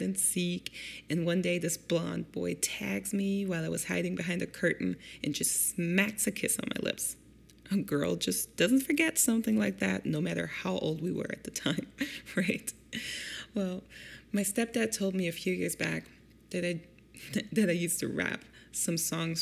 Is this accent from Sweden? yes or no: no; Germany; now in Detroit, United States; I grew up in Germany with my German single mom